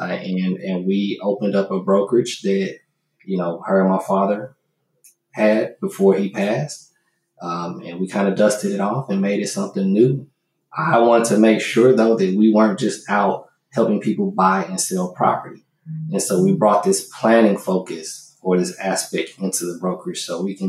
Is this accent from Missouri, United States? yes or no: no; Chicago, Illinois, United States; now in Houston, United States; I was born here. I grew up in Chicago